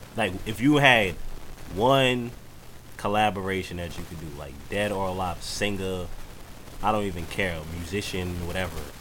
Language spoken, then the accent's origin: English; New York City, New York, United States; I'm from Queens